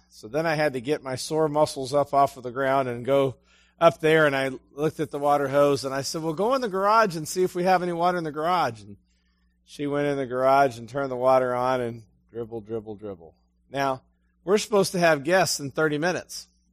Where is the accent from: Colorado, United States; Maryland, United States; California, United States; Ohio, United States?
Ohio, United States; Ashtabula; moved away; also born or lived in Ecru, Mississippi; I'm from Ashtabula